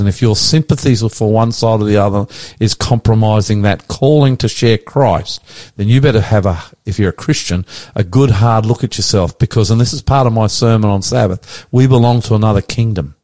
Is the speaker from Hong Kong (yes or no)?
no; Sydney, New South Wales, Australia; we're from the West. Hunter, you and me, we're boys from the West, born in the West